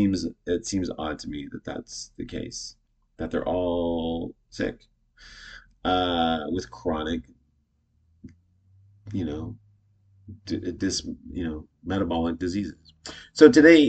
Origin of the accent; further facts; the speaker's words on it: Canada; I'm Canadian.